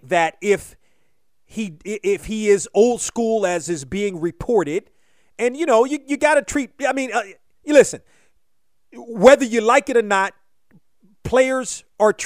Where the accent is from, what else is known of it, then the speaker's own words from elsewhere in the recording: Washington, District of Columbia, United States; growing up in Washington